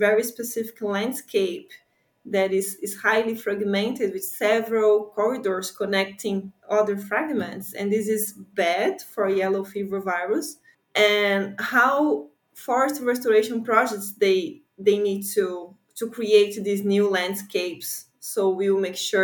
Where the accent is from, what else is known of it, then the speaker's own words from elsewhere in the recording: near São Paulo, Brazil; moved away as an adult; now in New York, United States; I'm from São Paulo, which is a very big city, but I grew up in a tropical forest very close to São Paulo, which is just 30 minutes away